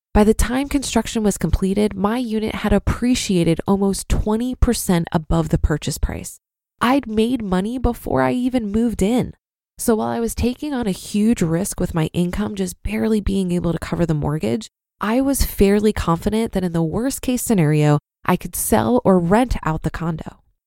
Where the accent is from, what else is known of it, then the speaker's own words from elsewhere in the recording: Brooklyn, New York, United States; Growing up in Brooklyn